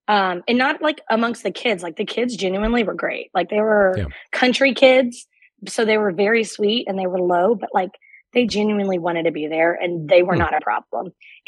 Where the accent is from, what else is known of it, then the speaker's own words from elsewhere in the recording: Northwest Florida, United States; moved away as an adult; now in Nashville, United States; Yeah, I was living in Northwest Florida and I was teaching fourth grade.